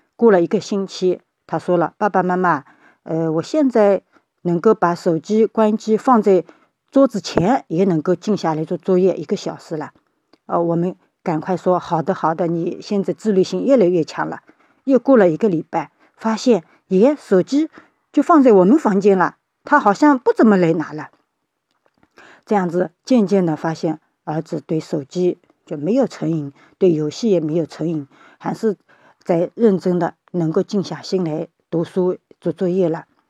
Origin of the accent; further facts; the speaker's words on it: Shaoxing, Zhejiang, China; 我是来自浙江绍兴的